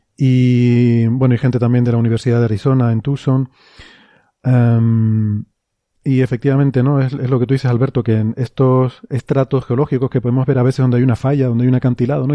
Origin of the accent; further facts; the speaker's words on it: Icod de los Vinos, Canary Islands, Spain; en mi pueblo, eh, en Ico de los Vinos